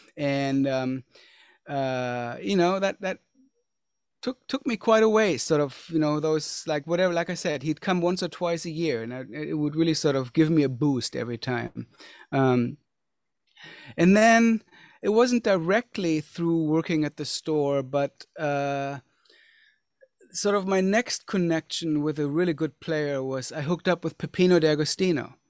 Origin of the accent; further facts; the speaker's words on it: Germany; growing up, I grew up in Germany